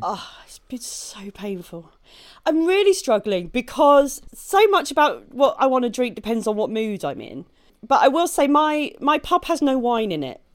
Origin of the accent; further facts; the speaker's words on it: Maidstone, South East England, United Kingdom; moved away; I grew up in, uh, in Maidstone in Kent